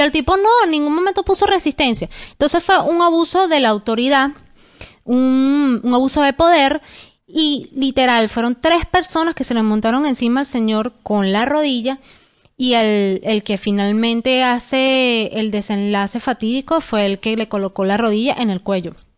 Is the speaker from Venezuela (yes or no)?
yes; Venezuela; moved away; nosotros como venezolanos